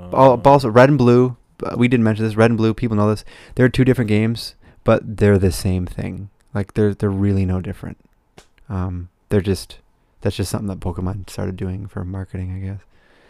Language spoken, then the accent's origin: English; United States; we're American